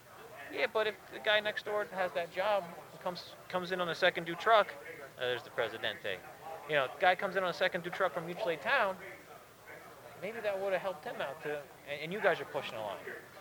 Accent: Northeast, United States; Well, you know, we're from the Northeast.

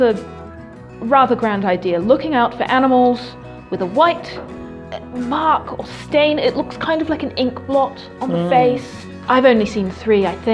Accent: Auckland, New Zealand; I grew up in Albany on the North Shore

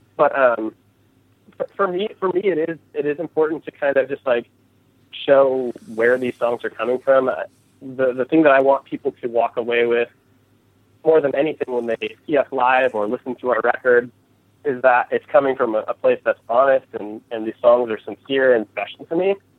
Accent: California, United States; growing up in California

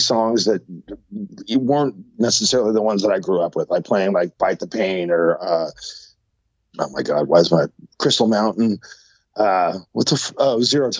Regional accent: San Jose, California, United States; my hometown of San Jose

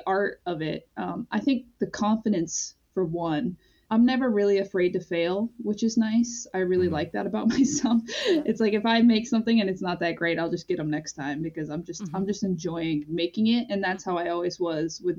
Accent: Pine Point, Maine, United States; I grew up in Pine Point, partly because my parents were divorced, but my dad lived there

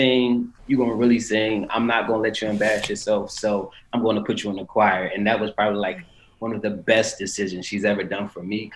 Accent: Philadelphia, Pennsylvania, United States; Grew up in West Philadelphia

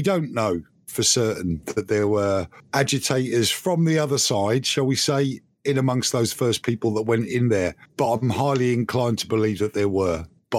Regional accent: United Kingdom; You know, I'm a Brit, and I shouldn't be concerned.

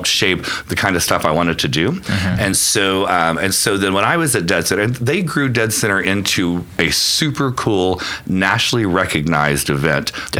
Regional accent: Alva, Oklahoma, United States; also born or lived in Edmond, Oklahoma / Purcell, Oklahoma / Stanford, California / New York; I grew up in Alva, which is in the northwest part of the state, which you know, obviously, and was there until I was 13

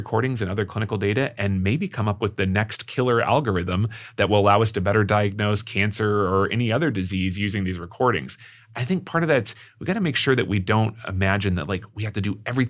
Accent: San Diego, California, United States; moved away as an adult; also born or lived in New York / Columbus, Ohio; now in St. Louis, United States; I grew up in San Diego. I went to school in New York. I lived in Columbus, Ohio for 10 years, and now I moved to St. Louis.

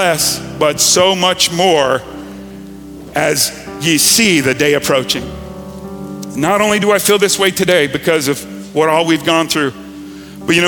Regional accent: Gulf Coast, United States; I grew up in Hurricane Alley

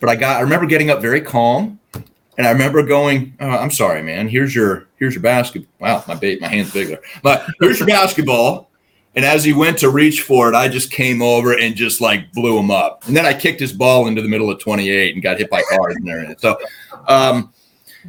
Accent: DC metro area, Virginia, United States; also born or lived in Chicago, Illinois / Fairfax, Virginia / Maryland; I was born in Chicago, born on about a 2.5-year assignment that my dad had for a marketing company out in the city. And so I don't remember too much of that before I came back to Virginia. Grew up pretty much around the DC metro area my whole life

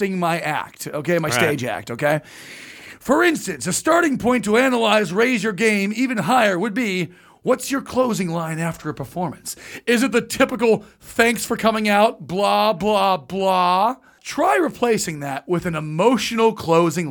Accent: Orange County, California, United States; I grew up in Orange County

